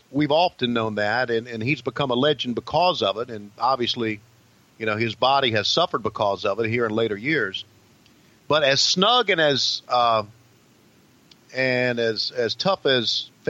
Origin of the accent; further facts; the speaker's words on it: Virginia, United States; a wrestling fan growing up in Virginia, just like I was.